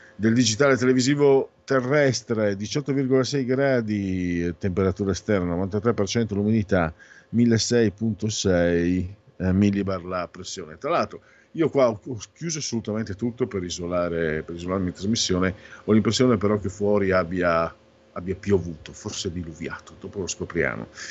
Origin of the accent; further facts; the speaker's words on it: Friuli-Venezia Giulia, Italy; vengo a Friuli, Friuli Veneto